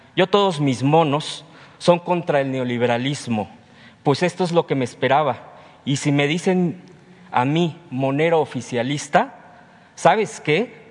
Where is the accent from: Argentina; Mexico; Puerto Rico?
Mexico; Mexico City; soy de Tláhuac